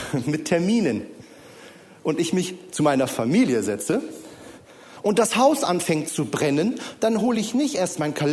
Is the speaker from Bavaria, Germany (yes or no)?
no; Bonn, North Rhine-Westphalia, Germany; Meine Frau Julia kommt aus Lage, ich komme ursprünglich aus Bonn.